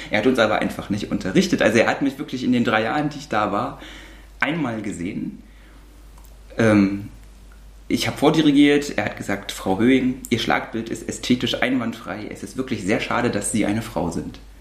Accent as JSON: {"language": "German", "region": "East Germany", "country": "Germany", "tie": "born or raised there", "said": "mein erster Gedanke als damals noch achtjähriges Kind war, oh Gott, jetzt kommen die ganzen Kriminellen und Drogensüchtigen aus dem Westen zu uns."}